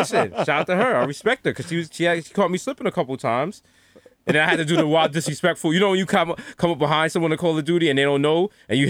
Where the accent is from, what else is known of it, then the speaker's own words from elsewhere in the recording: New York City, New York, United States; I'm from Harlem.